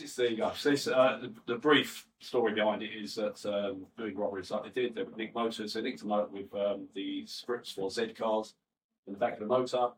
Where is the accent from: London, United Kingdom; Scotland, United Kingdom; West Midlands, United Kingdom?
London, United Kingdom; I'm from West Ham. Um, born in 1962